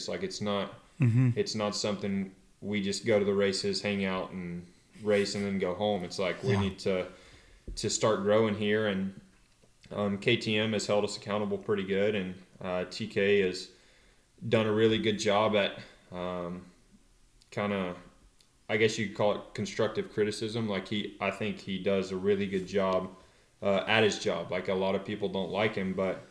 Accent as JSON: {"language": "English", "region": "North Carolina", "country": "United States", "tie": "born or raised there", "moved": "as an adult", "lives_now": "California, United States", "said": "growing up in North Carolina, it just feels a lot more like home"}